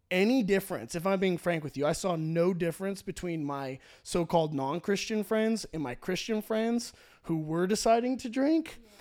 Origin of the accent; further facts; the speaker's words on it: Orange County, California, United States; I grew up in Orange County, California, where church is cool